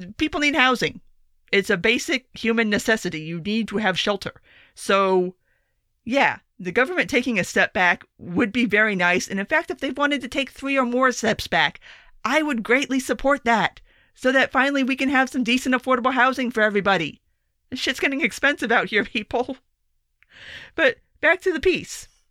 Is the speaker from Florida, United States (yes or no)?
yes; South Florida, United States; I grew up in South Florida